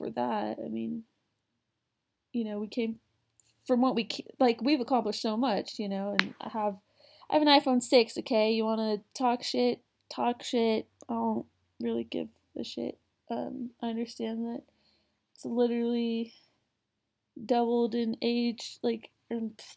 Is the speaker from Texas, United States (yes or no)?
yes; Houston, Texas, United States; now in Texas, United States; I'm originally from Houston, where, there's millions of people